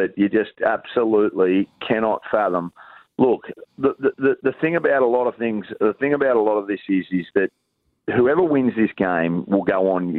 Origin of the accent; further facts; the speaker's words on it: North Sydney, New South Wales, Australia; also born or lived in Queensland; I was born in New South Wales.